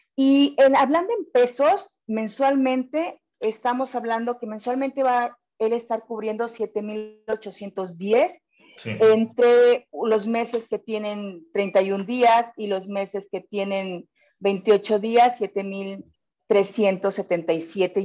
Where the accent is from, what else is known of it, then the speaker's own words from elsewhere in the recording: Monterrey, Nuevo León, Mexico; somos bien regios aquí